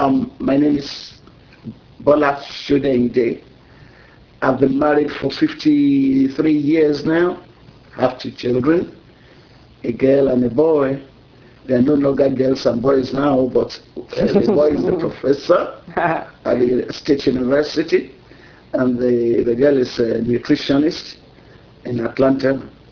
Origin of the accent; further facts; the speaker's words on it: Lagos, Nigeria; Was born in Lagos. I had all my elementary education in Lagos, Catholic school.